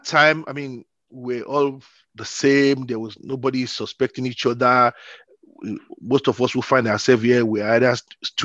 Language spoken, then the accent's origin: English; Nigeria; moved away as an adult; now in Vienna, Austria; I came from Nigeria, born in the 60s, did my primary and secondary school education in Nigeria before traveling down to Europe, in Vienna, Austria, to precise, where I'm now residing.